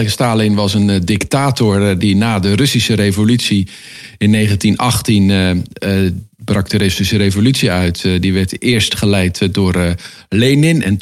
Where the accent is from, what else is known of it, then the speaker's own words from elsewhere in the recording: Netherlands; wij als Nederlanders